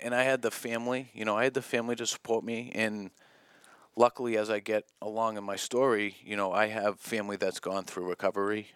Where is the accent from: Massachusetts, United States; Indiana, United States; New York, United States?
Massachusetts, United States; South Shore; I grew up in the South Shore